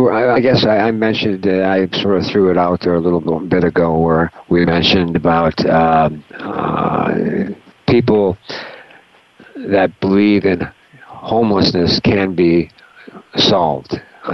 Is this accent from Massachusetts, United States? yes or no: no; Milwaukee, Wisconsin, United States; moved away; I'm from Milwaukee